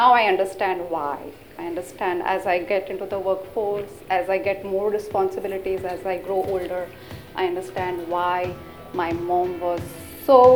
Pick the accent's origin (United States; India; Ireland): India; I was born and raised in India